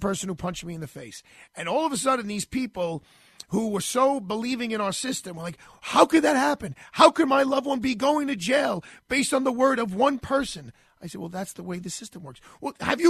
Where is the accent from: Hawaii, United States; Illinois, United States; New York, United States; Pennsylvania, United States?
New York, United States; New York City; I am a New Yorker